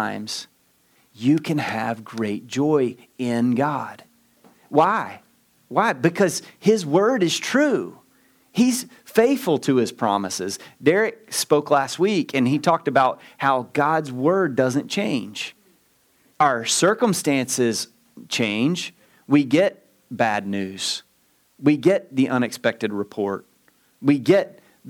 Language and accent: English; Southeast Texas, United States; I'm from Southeast Texas